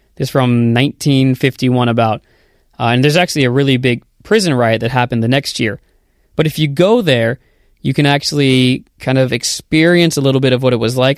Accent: United States; moved away as an adult; also born or lived in Korea; now in South Korea; I'm originally from the United States

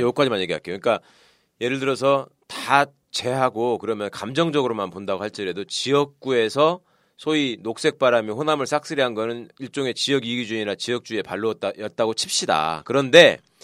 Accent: North Jeolla, South Korea; 우리 지금 여기 셋다 전북 사람이지만

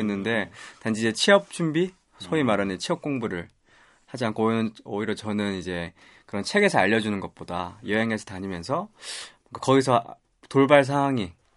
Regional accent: Busan, South Korea; now in Seoul, South Korea; 부산 출신 서울 남자라고

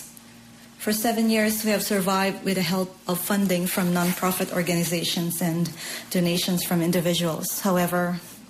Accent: Philippines; moved away as an adult; now in South Korea; I was born in the Philippines and I have been in Korea for 22 years.

